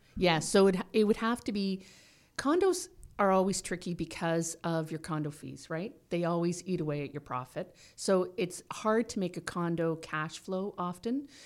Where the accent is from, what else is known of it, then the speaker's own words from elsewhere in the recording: Toronto, Ontario, Canada; also born or lived in Guelph / Owen Sound; I grew up in Toronto, and our first house was in Toronto